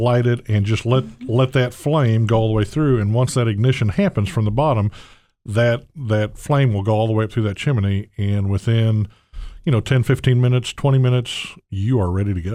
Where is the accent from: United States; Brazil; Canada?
United States; the South; accent: southern trill; moved away; born and raised in the South